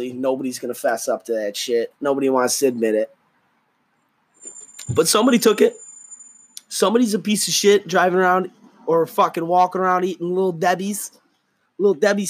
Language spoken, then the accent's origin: English; United States; I'm an American